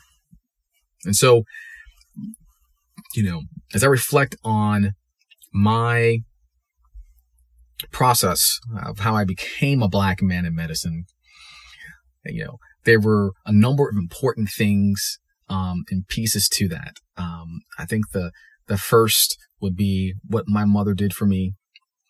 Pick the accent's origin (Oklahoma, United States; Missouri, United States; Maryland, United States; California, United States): Maryland, United States; also born or lived in Charleston / Durham, North Carolina; but I actually ended up growing up in Maryland. We moved there when I was in third grade.